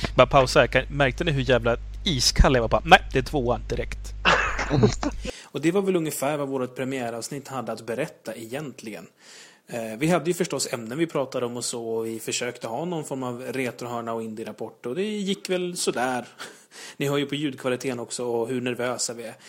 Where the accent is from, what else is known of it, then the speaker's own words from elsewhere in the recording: Uppsala, Uppsala County, Sweden; moved away; jag kommer ursprungligen från Uppsala.